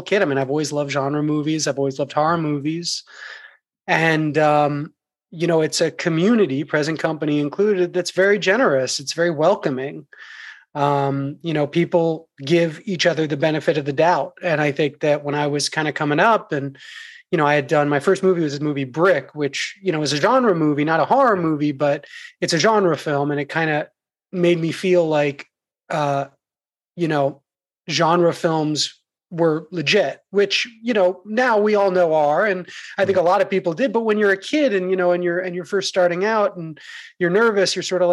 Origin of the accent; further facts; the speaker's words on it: New York, United States; I grew up in New York